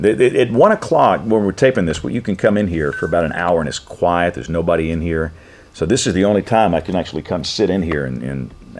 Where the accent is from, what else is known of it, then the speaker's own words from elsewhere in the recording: Butler County, Alabama, United States; also born or lived in Tuscaloosa, Alabama; I grew up in Butler County, which is between Montgomery and Mobile.